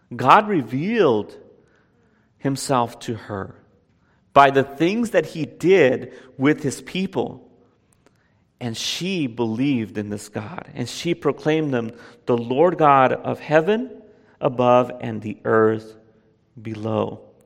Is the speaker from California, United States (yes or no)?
yes; Whittier, California, United States; also born or lived in East Los Angeles, California; I was born in East L A and raised in, in the San Gabriel Valley, you know, Pico Rivera, m, uh, Whittier, that area